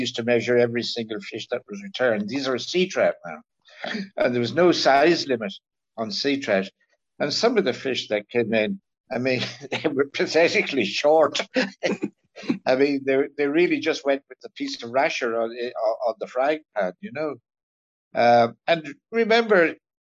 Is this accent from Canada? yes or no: no; North Kilkenny, Leinster, Ireland; moved away; Growing up in North Kilkenny